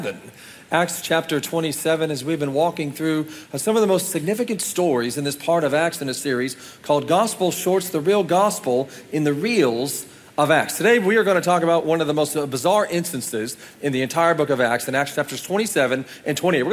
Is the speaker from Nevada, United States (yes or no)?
no; Oklahoma, United States; we're from Oklahoma